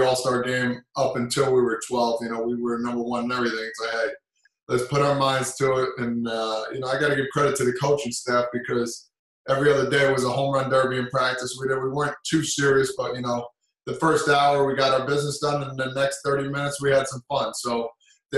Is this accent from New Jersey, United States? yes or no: yes; New Jersey, United States; They kind of nicknamed me that because I'm from Jersey.